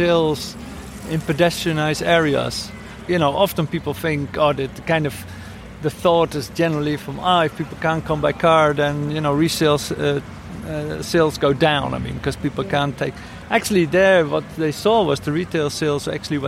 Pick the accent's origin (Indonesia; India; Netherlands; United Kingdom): Netherlands; now in Barcelona, Spain; I come from the Netherlands